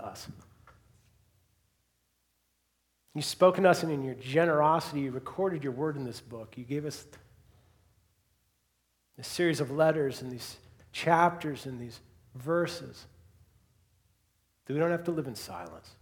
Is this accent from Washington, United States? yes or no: yes; Seattle, Washington, United States; now in Bellingham, United States; I grew up in Seattle, came to Western, graduated, got a degree in graphic design, and then moved back to Seattle